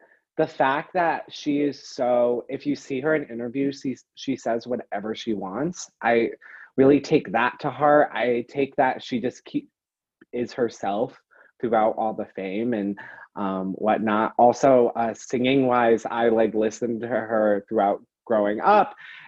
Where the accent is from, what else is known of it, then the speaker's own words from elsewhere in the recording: Guilford, Connecticut, United States; now in East Haddam, United States; I go back home to my hometown of Guilford, Connecticut